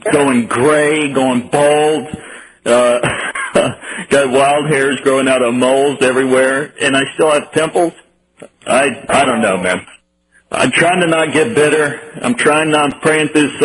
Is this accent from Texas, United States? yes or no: yes; Texas, United States; moved away as an adult; also born or lived in Miami, Florida; I'm a Texan, born and raised.